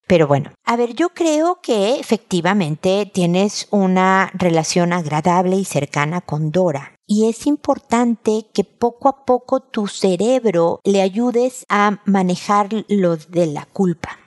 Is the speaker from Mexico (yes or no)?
yes; Mexico; en mi tierra en México